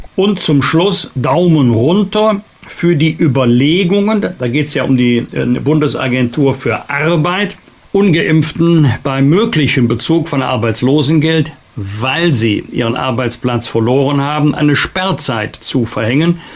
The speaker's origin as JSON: {"language": "German", "country": "Germany", "said": "wir da als Deutsche"}